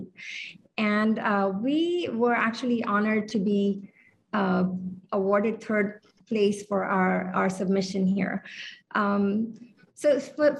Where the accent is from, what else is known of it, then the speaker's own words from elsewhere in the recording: India; moved away as an adult; also born or lived in Hawaii / Mongolia; now in Honolulu, United States; I was raised in India, but I've lived on the islands since the 1990s